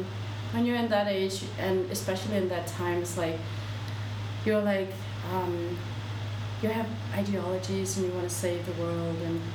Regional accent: Denmark; born or raised there; moved away as an adult; also born or lived in South Korea; now in Seoul, South Korea

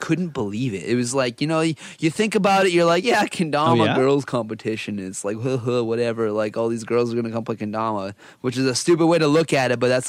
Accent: Canada; I'm a Canadian, right? So it's very not Japanese.

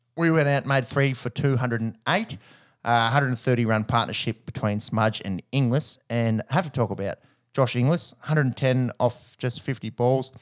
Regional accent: Australia; as an Australian

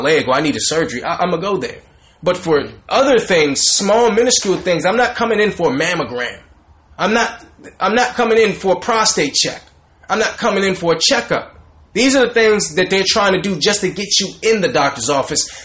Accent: the South, United States; Growing up in the South, in the hood, the ghetto

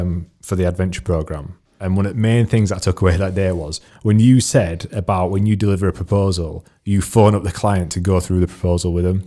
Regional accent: United Kingdom; I am British.

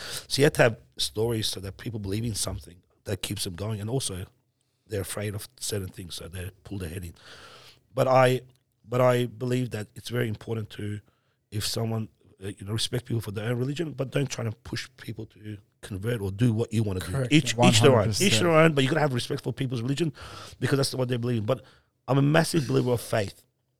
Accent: Iran; born there; Look, man, I'm a Muslim. I was born in Iran. I'm Muslim. My family's Muslim.

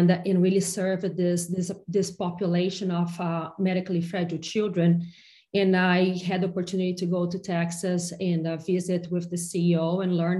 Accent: Brazil; moved away as an adult; now in United States; I come from a very small town in Brazil where everybody but my mom, everybody's dentists

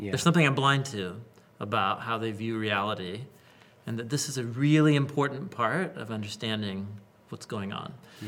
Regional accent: Portland, Oregon, United States; You know, I grew up in Western whatever culture, Portland

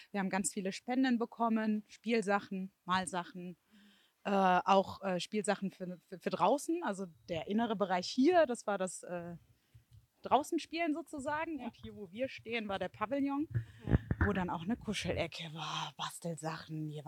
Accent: Stolberg-Mausbach, North Rhine-Westphalia, Germany; ich bin aus Stolberg-Mausbach. Ähm, also ich habe es hm, mitbekommen natürlich auch über äh, die Medien, ähm, aber auch so, weil es auch meine Innenstadt einfach ist.

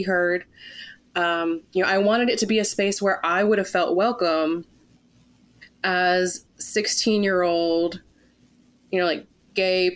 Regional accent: California, United States; moved away; also born or lived in Pittsburgh; Growing up in California

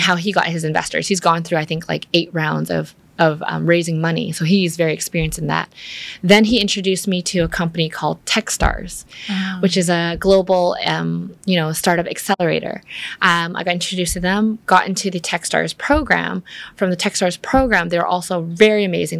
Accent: Vancouver, British Columbia, Canada; moved away as an adult; now in Vietnam; I grew up in Vancouver where there's a lot of nature

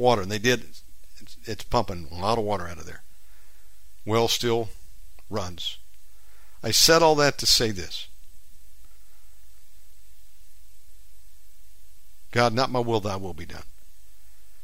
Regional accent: United States; moved away as an adult; now in Indonesia; Of course I'm an American.

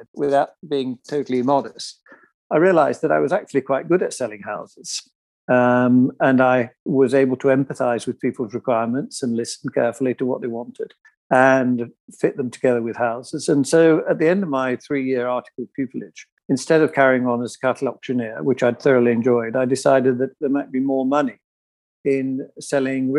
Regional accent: Yorkshire and the Humber, United Kingdom; I'm from Yorkshire

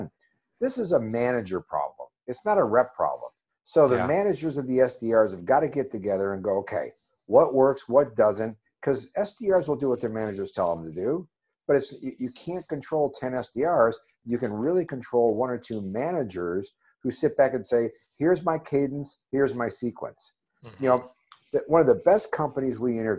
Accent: Ohio, United States; I'm from Ohio.

